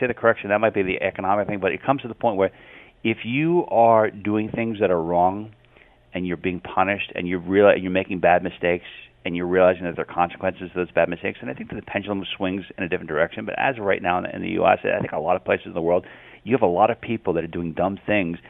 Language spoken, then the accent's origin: English; United States; I'm an American